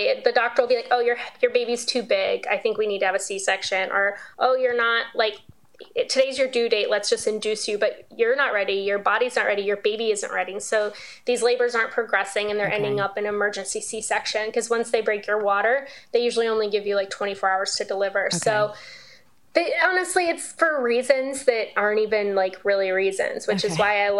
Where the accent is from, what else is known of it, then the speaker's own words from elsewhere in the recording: Las Vegas, Nevada, United States; I'm from Vegas.